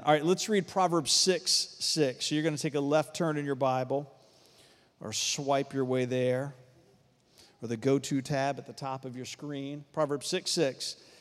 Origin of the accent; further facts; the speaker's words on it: Varina, east side of Richmond, Virginia, United States; I grew up out in Verona, east side of Richmond, very rural community